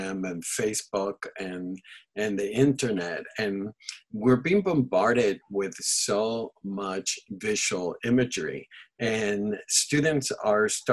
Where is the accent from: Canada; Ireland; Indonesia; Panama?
Panama; first language Spanish; English is a second language; now in Santa Barbara, United States; I was born and raised in Panama, and Spanish is my first language.